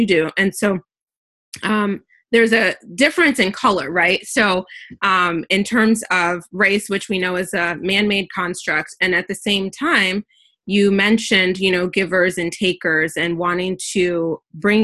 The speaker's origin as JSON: {"language": "English", "country": "United States", "tie": "born or raised there", "said": "I was born and raised in the US"}